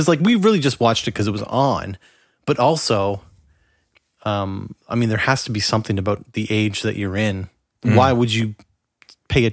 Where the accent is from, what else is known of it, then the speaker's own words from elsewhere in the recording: Canada; being Canadian